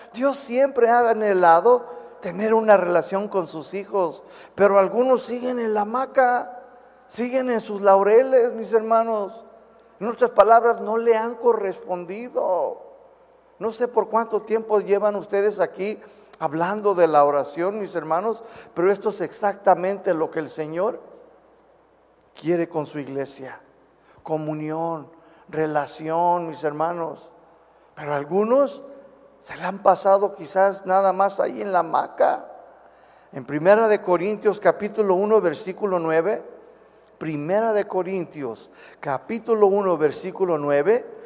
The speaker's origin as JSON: {"language": "Spanish", "country": "United States", "accent": "chicano", "second_language": "Spanish", "moved": "as an adult", "lives_now": "Guadalajara, Mexico", "said": "todavía soy bien chicano, a veces no puedo pronunciar ciertas palabras"}